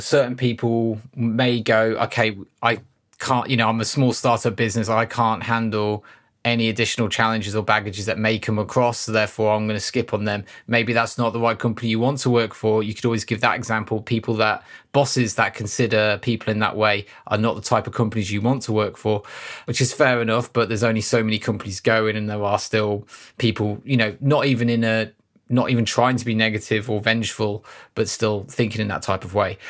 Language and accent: English; United Kingdom; we're British